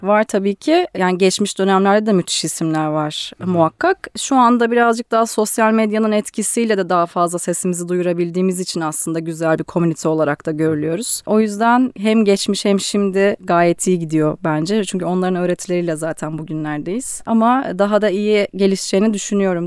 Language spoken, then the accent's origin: Turkish; Ankara, Turkey; moved away as an adult; now in Istanbul, Turkey; ben evet Ankara'da büyüdüm okudum